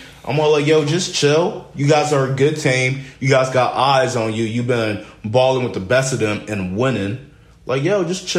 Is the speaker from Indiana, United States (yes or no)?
no; Newark, New Jersey, United States; Born and raised Newark, New Jersey.